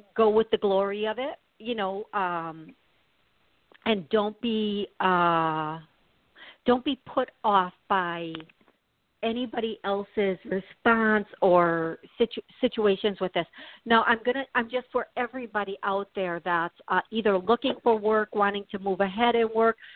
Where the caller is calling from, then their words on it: Tennessee, United States; I'm calling from Tennessee